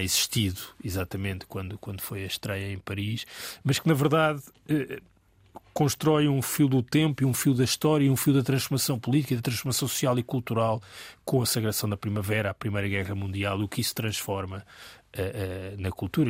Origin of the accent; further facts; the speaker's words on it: Portugal; todos que somos portugueses